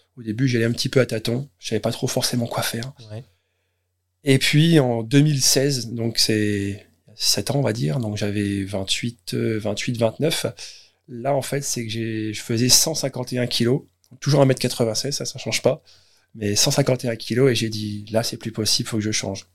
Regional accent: Caen, Normandy, France; je suis d'origine de Caen

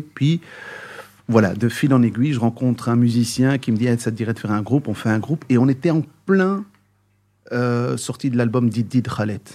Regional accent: Brussels, Brussels-Capital Region, Belgium; né à Bruxelles, grandi à Bruxelles

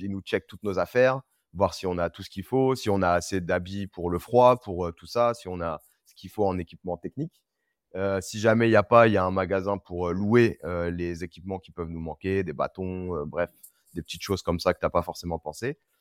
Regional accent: Reims, Grand Est, France; also born or lived in Senegal; now in Paris, France; Je viens de Reims

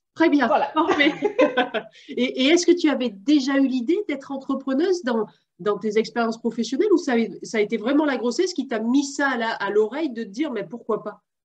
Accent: France; je suis française

